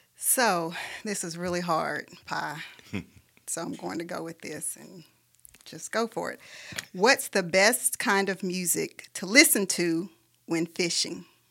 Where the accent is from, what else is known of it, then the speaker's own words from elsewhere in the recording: Huntsville, Alabama, United States; moved away as an adult; now in Birmingham, United States; I'm a native of Huntsville, Alabama. I grew up in Huntsville.